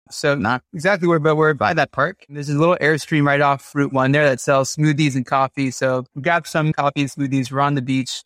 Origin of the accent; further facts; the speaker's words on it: New York, United States; moved away as an adult; also born or lived in Massachusetts, United States; now in Los Angeles, United States; I'm from New York originally